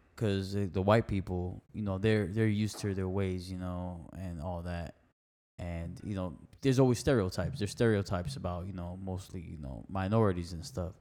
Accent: Miami, Florida, United States; that's where my family's from, Nicaragua, yeah. I was born in Miami

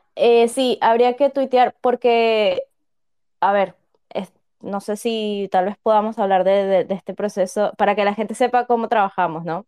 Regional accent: Caracas, Capital District, Venezuela; Yo soy venezolana

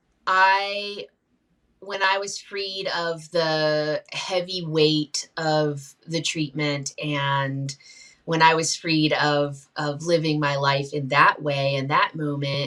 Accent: Shenandoah Valley of Virginia, United States; I grew up in the Shenandoah Valley of Virginia around the Appalachian people

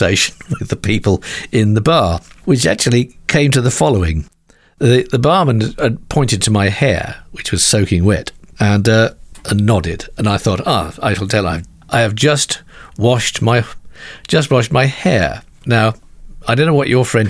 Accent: United Kingdom; we Brits are renowned around the world for being terrible at languages

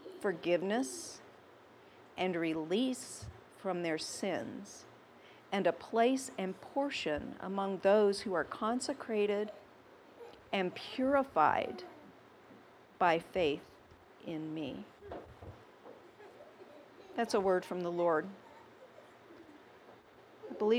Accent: the South, United States; I'm from the South.

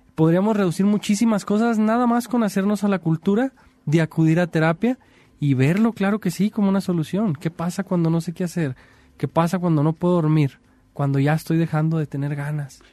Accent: Mexico; como mexicanos

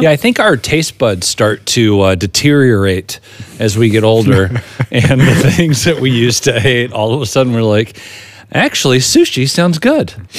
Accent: Chino, California, United States; I said, uh, "Chino."

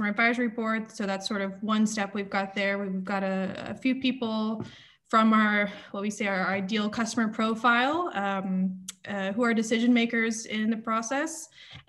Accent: Alabama, United States; moved away as an adult; also born or lived in Austin, Texas; now in Amsterdam, Netherlands; I'm originally from Alabama

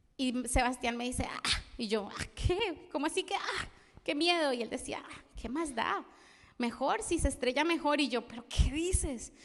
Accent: Colombia; moved away; also born or lived in Spain; Yo soy colombiana

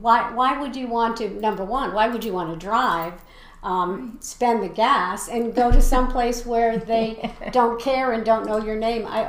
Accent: New England, United States; moved away; although I'm from New England originally

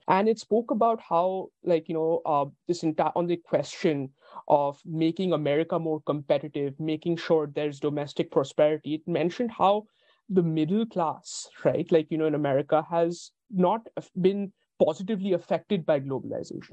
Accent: India; my own perspective as an Indian

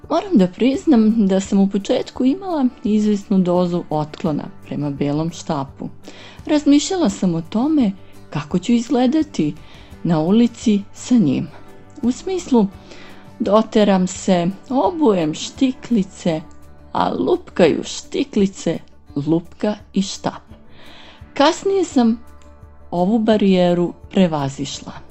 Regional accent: Niš, Nišava District, Serbia; dolazim iz Niša.

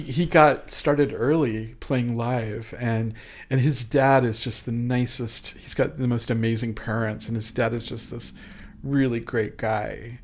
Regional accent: York, Nebraska, United States; moved away as an adult; also born or lived in Geneva, Nebraska / Crete, Nebraska; now in Kansas City, United States; I was born in Geneva and schooled in Crete, Nebraska. And, uh, I grew up in Nebraska in a real small town

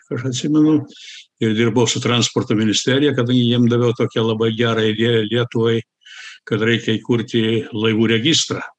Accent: United States; also born or lived in Germany; aš buvau sukurtas Lietuvoje, gimiau Vokietijoje, užaugau Amerikoje. Lietuvą pirmą kartą pamačiau 91-2 metais.

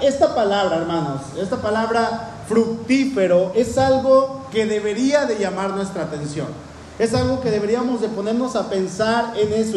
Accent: Cuernavaca, Morelos, Mexico; allá en el pueblo donde crecí, en Cuernavaca

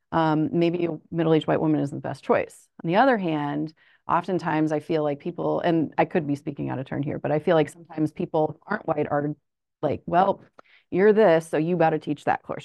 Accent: Springfield, Illinois, United States; also born or lived in Urbana-Champaign, Illinois; I am actually from Springfield, Illinois

